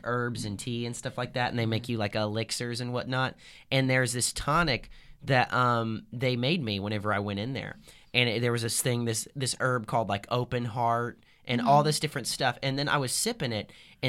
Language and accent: English; Southern Illinois, United States; moved away; I'm from Southern Illinois. So like 6 hours south of Chicago.